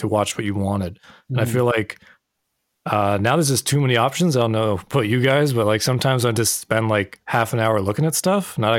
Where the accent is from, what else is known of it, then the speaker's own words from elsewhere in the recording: Canada; we're all Canadian